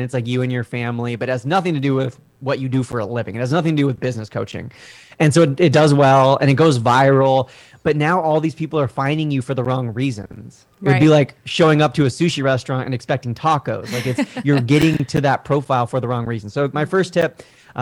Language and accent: English; Southern California, United States; moved away as an adult; also born or lived in Washington, D.C.; And I'm from Southern California